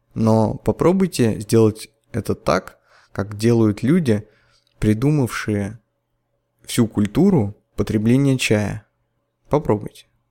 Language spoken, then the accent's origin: Russian; Nizhny Novgorod, Nizhny Novgorod Oblast, Russia; я когда в детстве ходил на Канавинский рынок